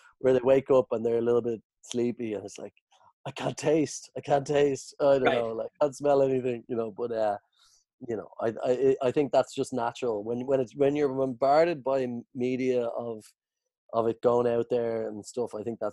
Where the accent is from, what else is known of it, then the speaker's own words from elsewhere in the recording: Ireland; as an Irish people